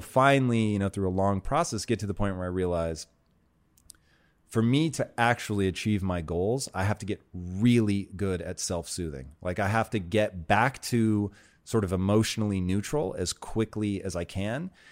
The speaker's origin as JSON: {"language": "English", "town": "Tacoma", "region": "Washington", "country": "United States", "tie": "born or raised there", "said": "I grew up in Tacoma, Washington, and Native American um, stuff there is really sort of a part of everyday culture"}